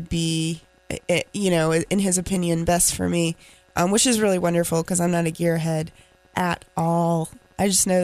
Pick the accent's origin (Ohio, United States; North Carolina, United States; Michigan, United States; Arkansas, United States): North Carolina, United States; Raleigh; accent: Southern; also born or lived in Garner, North Carolina / Greenville, North Carolina; Born in Raleigh. Got myself a little bit of a Southern accent here because my family, we moved to Garner when I was about 12, 13, and went to high school there